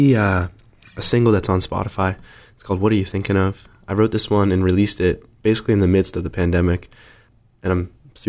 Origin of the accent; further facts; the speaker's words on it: Scituate, Massachusetts, United States; I'm 21 years old. I'm from Scituate, Massachusetts.